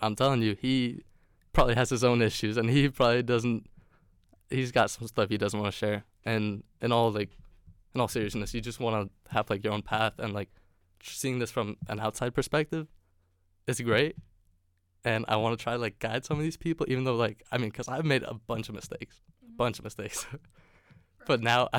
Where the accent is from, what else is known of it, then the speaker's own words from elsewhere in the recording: Denmark; English is a second language; also born or lived in California; it's a great conversation starter saying that I'm from Denmark if they do happen to know where it is or what that country is.